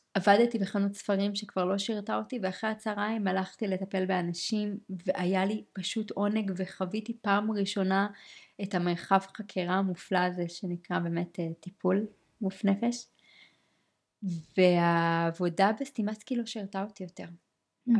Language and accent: Hebrew; Israel; בחברה הישראלית, לעומת זאת, כישראלים